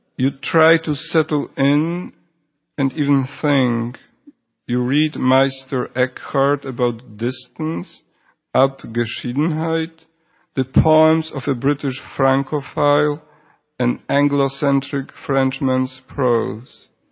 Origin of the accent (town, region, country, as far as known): Poland; first language Polish; English is a second language; moved away; also born or lived in Houston